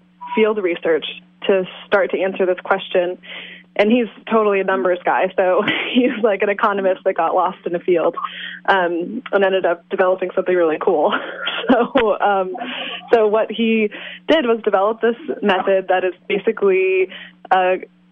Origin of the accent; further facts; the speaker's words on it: Iowa, United States; moved away as an adult; also born or lived in Washington State; now in Willits, United States; I grew up in Iowa